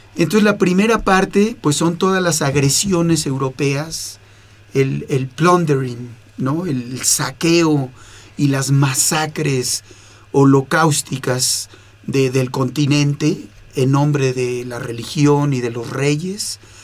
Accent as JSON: {"language": "Spanish", "country": "Mexico", "moved": "yes", "lives_now": "Toronto, Canada", "said": "Yo soy ciudadano canadiense, mexicano canadiense"}